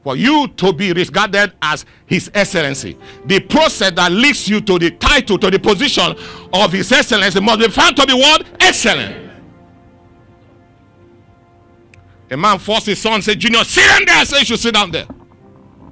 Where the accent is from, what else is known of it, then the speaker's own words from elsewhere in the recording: Nigeria; Three of us were Nigerians.